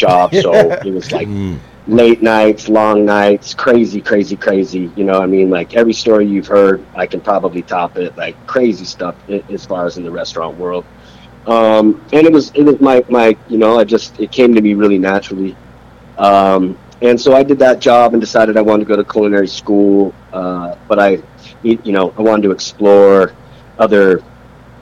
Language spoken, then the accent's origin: English; Salt Lake City, Utah, United States; moved away as an adult; also born or lived in Philadelphia, Pennsylvania; now in Arizona, United States; I'm originally from Philly as a little baby dude. But then I moved to Salt Lake City, Utah with my father. And was raised by my pops there.